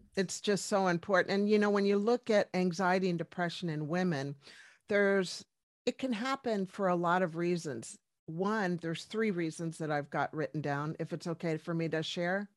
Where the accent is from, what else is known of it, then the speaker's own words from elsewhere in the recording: Washington, District of Columbia, United States; moved away as an adult; also born or lived in Colorado; now in New Zealand; originally from Washington, D C. I am American, but, uh, moved to New Zealand in two thousand